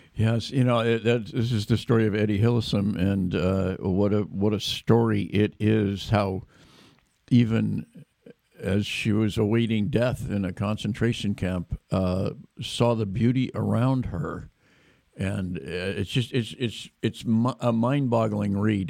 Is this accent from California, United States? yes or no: yes; Davis, California, United States; Davis, my hometown